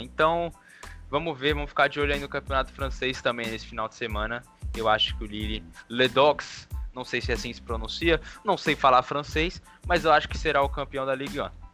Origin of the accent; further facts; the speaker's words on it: Brazil; a gente, como brasileiro